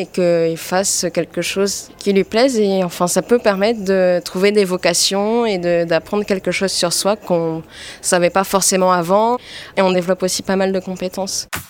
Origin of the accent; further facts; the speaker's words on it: French Polynesia; moved away as an adult; now in Paris, France; je viens de Polynésie et je suis rentrée en France